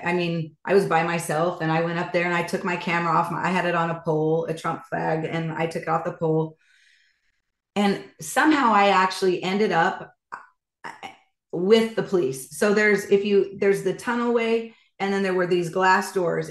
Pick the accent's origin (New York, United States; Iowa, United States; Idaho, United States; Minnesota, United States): Idaho, United States; I'm from Idaho.